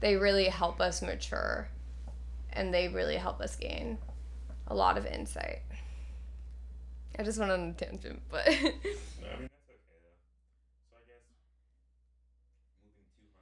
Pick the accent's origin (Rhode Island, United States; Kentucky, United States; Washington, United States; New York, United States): New York, United States; Westchester; moved away; also born or lived in Alabama; I was born in Westchester, New York, about 30 minutes from the city, and I lived there, like, my entire life, and one day I'm told that I'm moving to Alabama